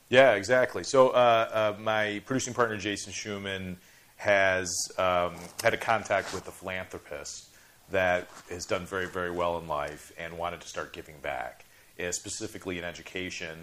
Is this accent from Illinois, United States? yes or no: yes; Chicago, Illinois, United States; grew up in Chicago